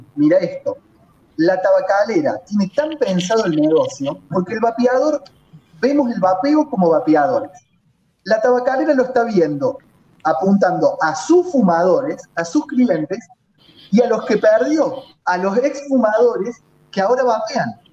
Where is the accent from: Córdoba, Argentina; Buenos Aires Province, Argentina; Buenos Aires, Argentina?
Córdoba, Argentina; En Córdoba, eh, como cordobés